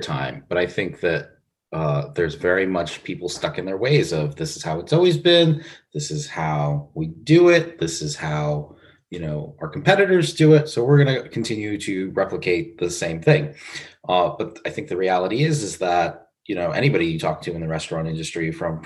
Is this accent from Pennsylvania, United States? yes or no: yes; Pittsburgh, Pennsylvania, United States; also born or lived in Philadelphia; now in Columbus, United States; I was raised in Pittsburgh, Pennsylvania